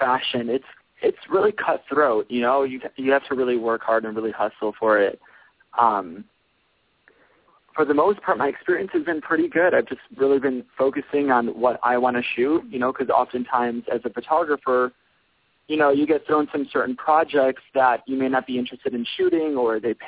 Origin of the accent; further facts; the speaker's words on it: Chicago, Illinois, United States; now in Los Angeles, United States; I'm from Chicago